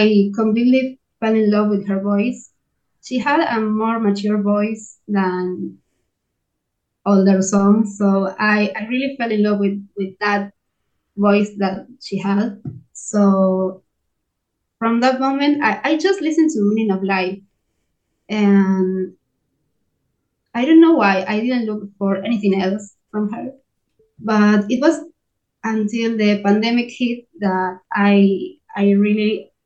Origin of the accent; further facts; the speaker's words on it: Argentina; English is a second language; I'm from Argentina